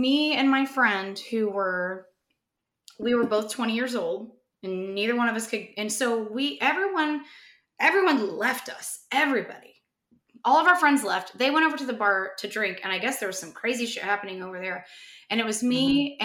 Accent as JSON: {"language": "English", "region": "Indiana", "country": "United States", "tie": "born or raised there", "said": "I grew up in Indiana"}